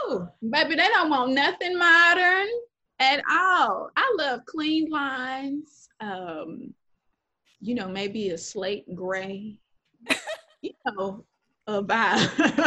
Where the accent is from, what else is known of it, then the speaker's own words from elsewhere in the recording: Dallas, Texas, United States; moved away as an adult; now in New Orleans, United States; I'm being from Dallas